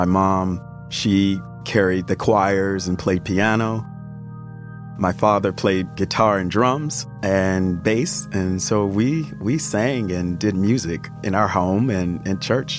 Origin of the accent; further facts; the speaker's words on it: Alabama, United States; in the Pentecostal church, how I grew up in Alabama as a Southern Black man.